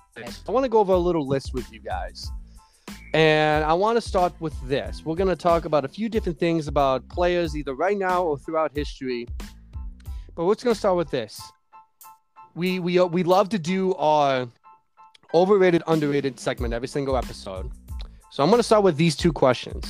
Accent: Chicago, Illinois, United States; this is my hometown

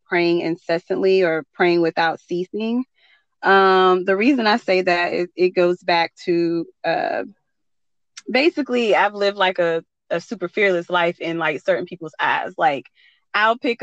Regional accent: North Carolina, United States; I'm from North Carolina

